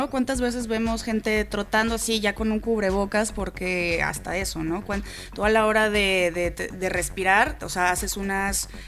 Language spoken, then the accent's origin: Spanish; Mexico City, Mexico; todos somos chilangos, todos estamos viviendo en esta ciudad.